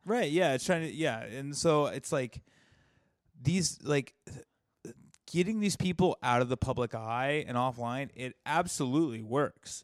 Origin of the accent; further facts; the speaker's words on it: the South, United States; I was raised in the South